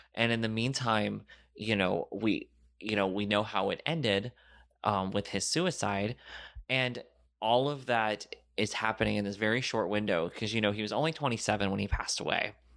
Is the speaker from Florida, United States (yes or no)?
yes; Florida, United States; I grew up in Florida